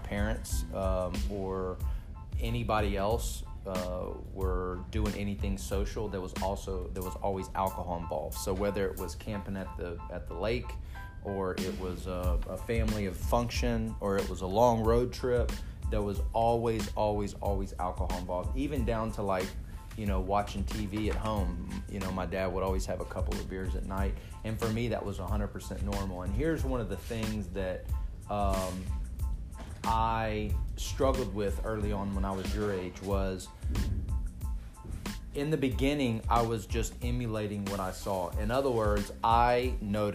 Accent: Texas, United States; I'm from Texas. I grew up with a family that were, for the most part, I thought it was quite social drinking

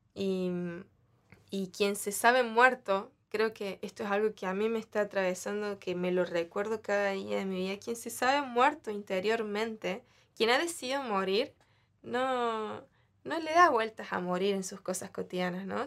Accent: Argentina; yo le decía a mi mamá, ¿por qué Dios me hizo nacer en el último país?

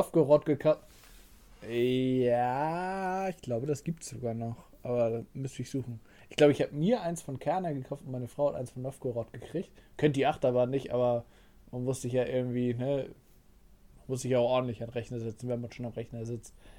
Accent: Northern Germany, Germany; wir kommen aus Norddeutschland

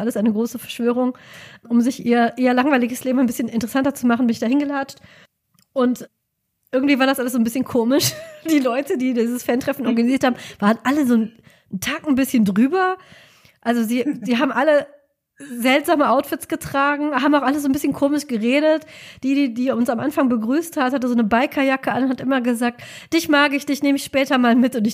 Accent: Rhineland, Germany; now in Cologne, Germany; ich finde das nur als Rheinländerin sehr halt witzig.

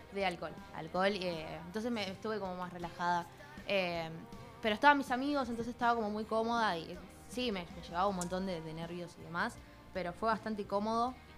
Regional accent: Quilmes, Buenos Aires Province, Argentina; yo soy de Quilmes

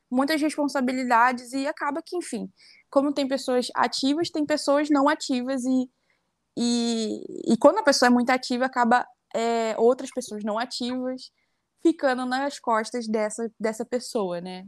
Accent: Rio de Janeiro, Brazil; moved away as an adult; also born or lived in Mato Grosso; Eu sou nascida e criada lá no Complexo da Maré, né, no Rio de Janeiro

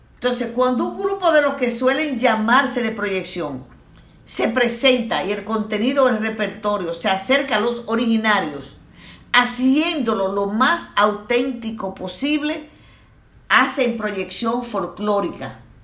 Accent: Dominican Republic

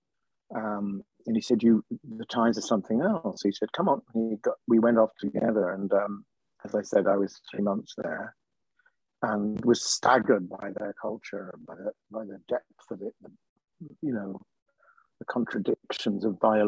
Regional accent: United Kingdom; I'm British

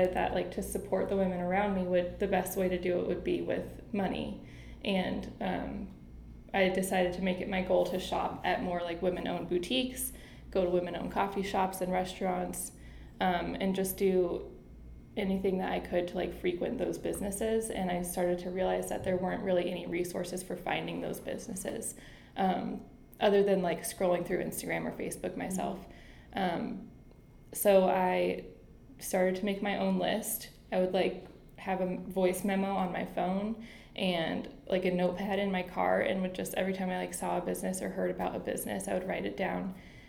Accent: North Carolina, United States; born there; now in Cleveland, United States; I think that since I was born in North Carolina, I've always been in love with water.

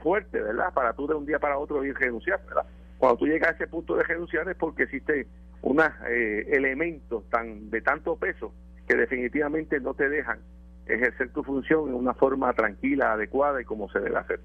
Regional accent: Puerto Rico; nos distinguen como pueblo puertorriqueño

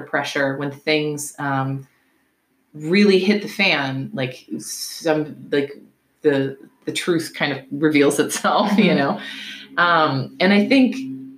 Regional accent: the South, United States; I'm from the South. Like, I was raised with bias.

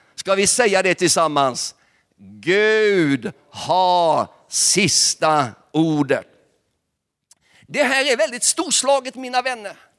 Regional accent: Nybro, Kalmar County, Sweden; jag är själv uppvuxen i Pingstkyrkan i Nybo

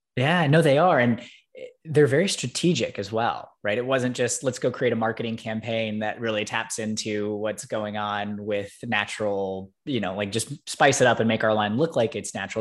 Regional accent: Alabama, United States; growing up in Alabama

